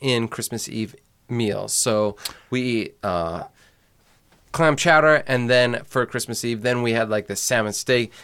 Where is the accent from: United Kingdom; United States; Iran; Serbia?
United States; Indiana; I come from Indiana